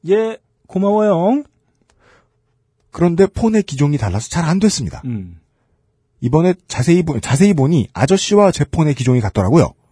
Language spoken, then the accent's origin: Korean; Busan, South Korea; 나. 부산에서 왔습니다.